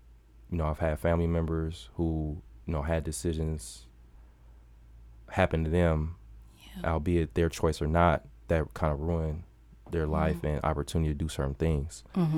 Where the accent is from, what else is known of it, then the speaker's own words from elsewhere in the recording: Milwaukee, Wisconsin, United States; Man, so I'm born and raised in Milwaukee.